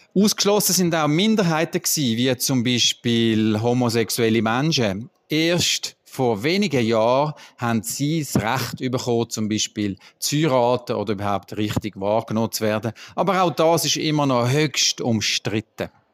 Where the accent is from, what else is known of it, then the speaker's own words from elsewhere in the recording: Bern, Switzerland; Bei uns in Bern